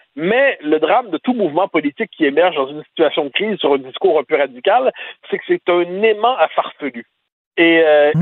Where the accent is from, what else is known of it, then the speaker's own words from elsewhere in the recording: Quebec, Canada; On est des Québécois